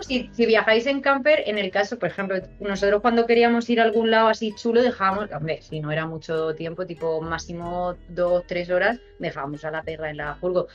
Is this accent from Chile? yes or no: no; Murcia, Region of Murcia, Spain; accent: Murcian; Igual, igual de orgulloso tengo yo que estar de mi acento de Murcia